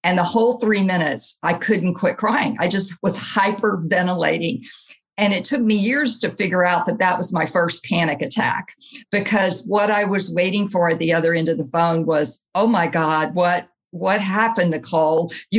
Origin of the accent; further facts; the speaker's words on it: Camp Lejeune, North Carolina, United States; born there; And I was born in Camp Lejeune, North Carolina, is about 33 miles from where I presently live in New Bern, North Carolina.